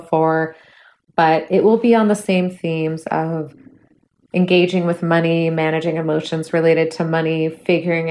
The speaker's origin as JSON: {"language": "English", "area": "Bay Area", "region": "California", "country": "United States", "tie": "born or raised there", "moved": "as an adult", "lives_now": "Minneapolis, United States", "said": "I'm from the Bay Area. I've lived there almost my entire life."}